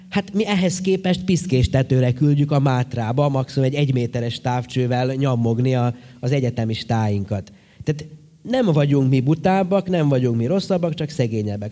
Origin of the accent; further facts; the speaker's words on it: Horgoš, Vojvodina, Serbia; én horgoson nőttem föl